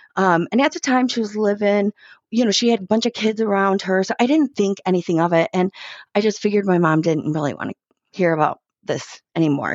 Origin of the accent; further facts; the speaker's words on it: Chicago, Illinois, United States; I grew up in Chicago